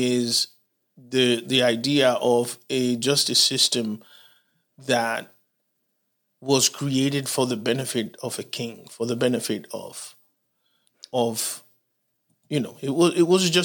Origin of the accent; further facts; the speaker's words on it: Dominican Republic; also born or lived in Haiti; now in United States; But I was born in Haiti. I grew up in Dominican Republic